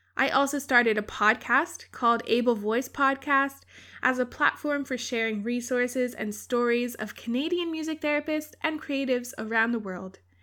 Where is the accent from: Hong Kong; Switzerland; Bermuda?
Bermuda; I grew up in Bermuda, a small island in the Atlantic